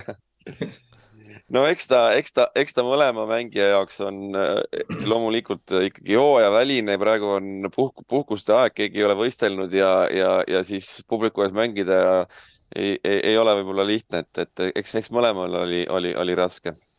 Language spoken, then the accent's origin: Estonian; Saare County, Estonia